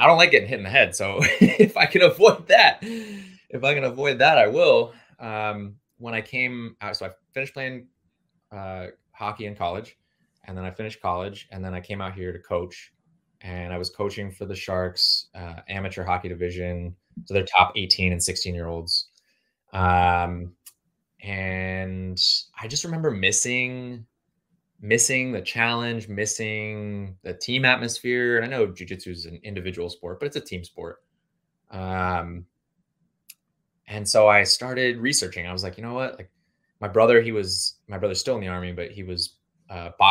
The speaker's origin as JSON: {"language": "English", "town": "Woodbridge", "region": "Virginia", "country": "United States", "tie": "born or raised there", "moved": "yes", "lives_now": "California, United States", "said": "I'm actually from the DMV. I'm from Woodbridge, Virginia, so I'm on the other side"}